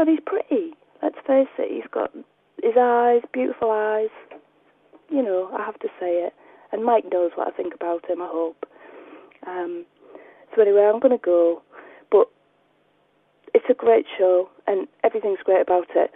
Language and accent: English; United Kingdom; I'm too British for all this kind of stuff